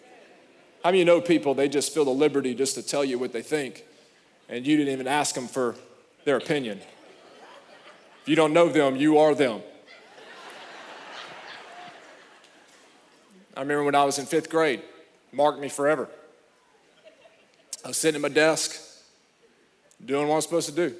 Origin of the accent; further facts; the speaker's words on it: Alabama, United States; I'm from Alabama